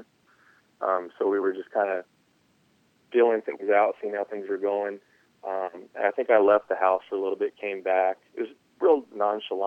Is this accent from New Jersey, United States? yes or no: no; San Diego, California, United States; my hometown team